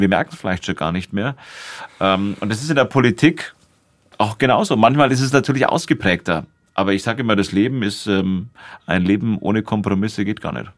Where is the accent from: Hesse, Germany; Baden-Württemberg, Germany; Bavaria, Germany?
Bavaria, Germany; Nuremberg; ich bin ja hier in Nürnberg in einem Internat aufgewachsen